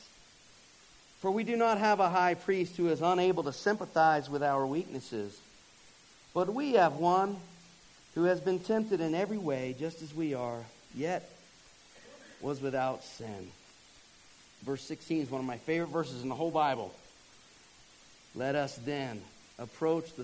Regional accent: Georgia, United States; moved away; I'm from Georgia

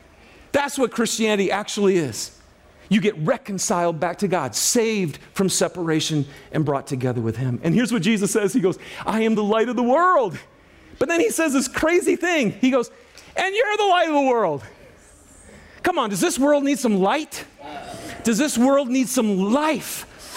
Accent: Lapeer, Michigan, United States; I'm from Lapeer, Michigan. Anybody ever hear of Lapeer? No? Well, it's near Flint. Does that help you? Okay. I grew up in a very rural, blue-collar home and family.

